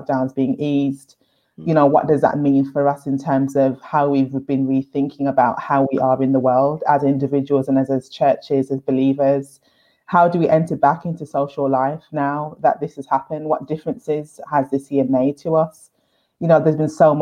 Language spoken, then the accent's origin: English; Birmingham, West Midlands, United Kingdom; I grew up in Handsworth in Birmingham